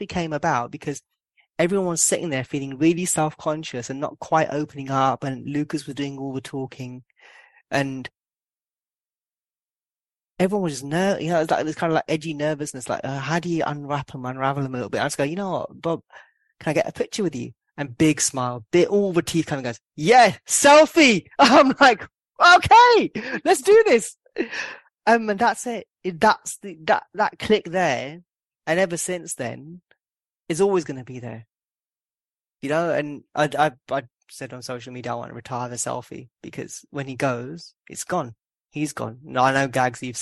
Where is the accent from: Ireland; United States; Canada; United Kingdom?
United Kingdom; London; I'm born and bred in Southall.